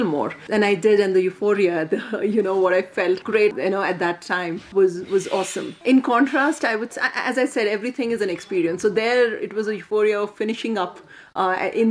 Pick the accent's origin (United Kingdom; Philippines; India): India; born or raised there